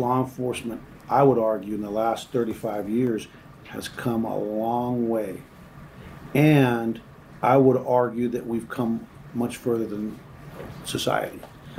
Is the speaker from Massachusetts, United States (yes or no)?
no; California, United States; now in Texas, United States; And, you know, I came to Texas from California, which immediately the assumption is you must be a left